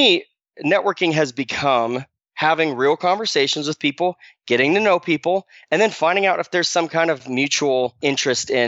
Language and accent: English; Arizona, United States; moved away as an adult; I grew up in Arizona, graduated from high school in Arizona